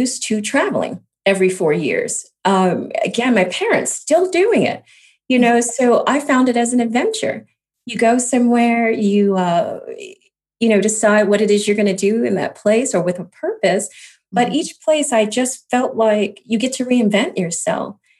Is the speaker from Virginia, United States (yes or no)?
no; Chicago, Illinois, United States; moved away as an adult; also born or lived in Atlanta / New York / Nashville / Washington, D.C.; now in Los Angeles, United States; I grew up in Chicago, born and raised. It's where I spent my most time. And I left after high school